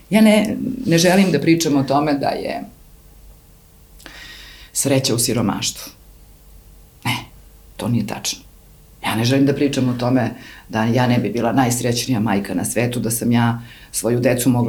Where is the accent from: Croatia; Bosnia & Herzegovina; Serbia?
Serbia; Ja sam odrasla na Kolubari, na reci, Ne u luksuzu, ali sam odrastala